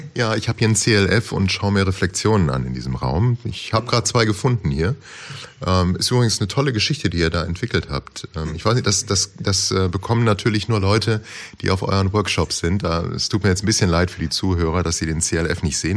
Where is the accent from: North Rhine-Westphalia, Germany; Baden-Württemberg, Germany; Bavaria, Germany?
Baden-Württemberg, Germany; Osterburken; aus Osterburken